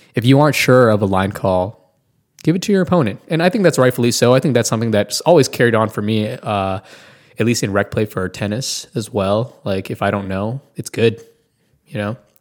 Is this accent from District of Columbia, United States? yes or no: yes; Washington, District of Columbia, United States; now in Tulsa, United States; I'm originally from Washington, the D.C. area